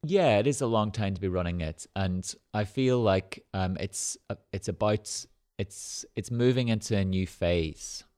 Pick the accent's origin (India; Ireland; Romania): Ireland; moved away as an adult; now in Manchester, United Kingdom; where we grew up in Ireland, there were no galleries or museums